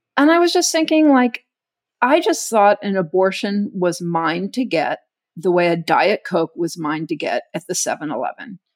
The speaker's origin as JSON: {"language": "English", "region": "Texas", "country": "United States", "tie": "born or raised there", "moved": "yes", "said": "I grew up in Texas"}